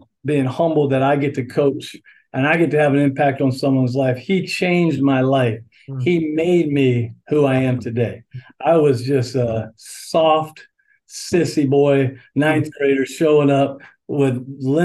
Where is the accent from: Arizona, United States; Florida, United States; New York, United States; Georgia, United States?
Florida, United States; St. Cloud; also born or lived in Pennsylvania / Daytona Beach, Florida; So I've spent the majority of my life in Central Florida as I grew up in St. Cloud.